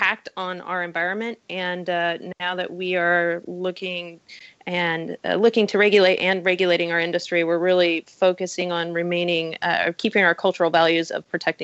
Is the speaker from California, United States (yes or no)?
yes; Humboldt County, California, United States; I grew up in Humboldt County